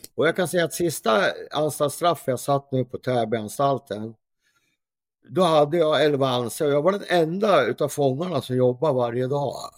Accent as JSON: {"language": "Swedish", "town": "Gävle", "region": "Gävleborg County", "country": "Sweden", "said": "här i Gävle, där jag kommer från"}